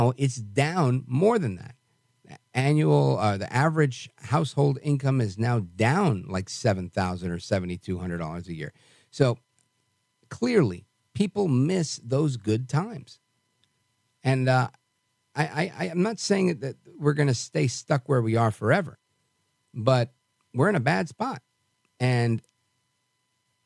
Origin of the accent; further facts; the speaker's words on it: New York City, New York, United States; I was born in Brooklyn, and we don't have volcanoes there.